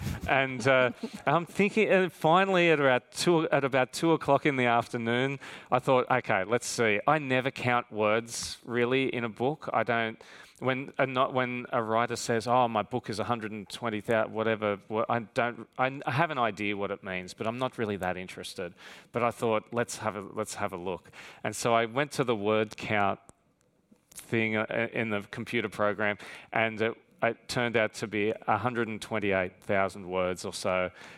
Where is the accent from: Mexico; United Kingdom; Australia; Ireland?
Australia; accent: Australian; especially in my Australian accent too.